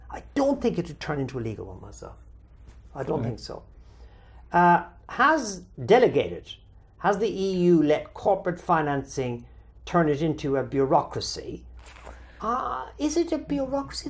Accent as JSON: {"language": "English", "country": "Ireland", "said": "immediately describe myself as Irish"}